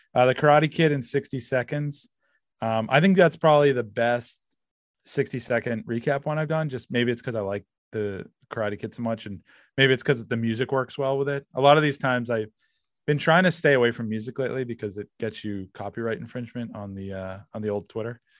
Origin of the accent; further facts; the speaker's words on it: Massachusetts, United States; I'm from Massachusetts